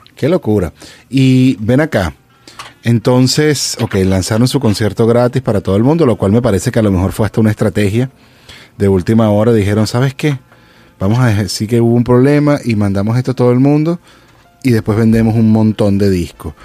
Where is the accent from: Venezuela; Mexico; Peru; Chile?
Venezuela; moved away; also born or lived in Los Angeles; yo soy venezolano